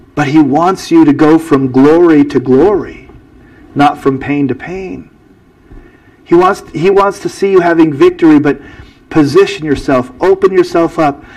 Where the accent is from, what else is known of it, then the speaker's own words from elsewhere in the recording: United States; I'm an American